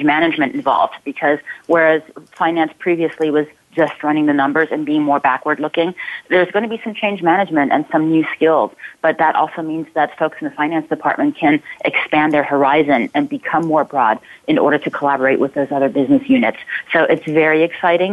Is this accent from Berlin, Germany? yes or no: no; Ulm, Baden-Württemberg, Germany; also born or lived in Palo Alto area, California; now in Palo Alto, United States; my hometown in Germany, in Ulm